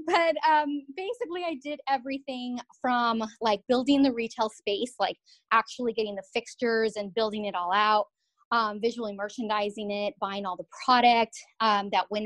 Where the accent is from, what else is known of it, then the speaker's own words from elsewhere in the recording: Southern California, United States; moved away as an adult; now in Massachusetts, United States; a Southern California girl